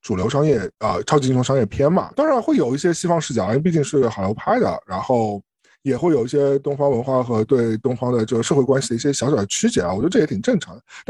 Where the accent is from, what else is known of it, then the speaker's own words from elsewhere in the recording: China; 特别是作为一个我们中国人的这样一个身份在这里啊